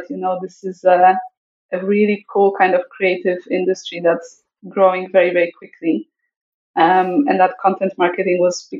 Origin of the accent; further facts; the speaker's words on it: Poland; I was born in Poland just before the fall of communism, just a few years before.